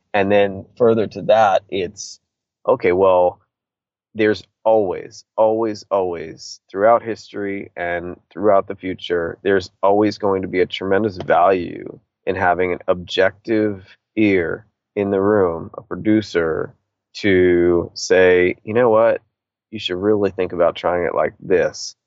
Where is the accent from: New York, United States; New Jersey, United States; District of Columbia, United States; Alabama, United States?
District of Columbia, United States; Washington; being a punk rock kid from DC and, and, and growing up in bands